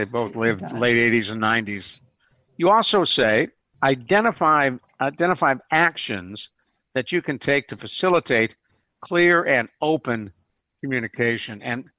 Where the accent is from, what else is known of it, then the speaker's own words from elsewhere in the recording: Cleveland, Ohio, United States; now in San Antonio, United States; Years ago, I was living in San Antonio, still live in San Antonio, my brother living where I grew up in Cleveland